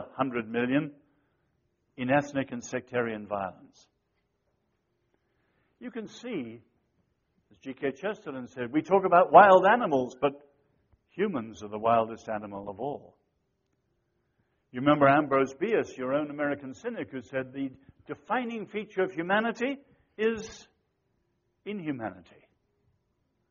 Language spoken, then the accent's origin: English; China; I was born in China